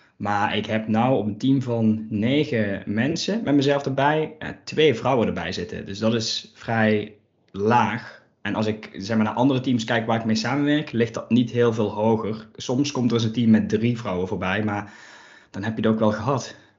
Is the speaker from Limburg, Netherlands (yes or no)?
yes; Limburg, Netherlands; accent: Limburg; als je mij dan hoort, dan is het wel meteen de vraag: zo, waar uit Limburg kom je vandaan